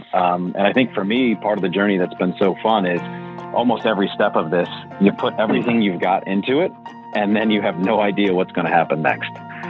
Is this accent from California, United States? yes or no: no; Lake Placid, New York, United States; moved away as an adult; also born or lived in Vail, Colorado; I grew up in Lake Placid, New York, in the shadow of the Winter Olympics.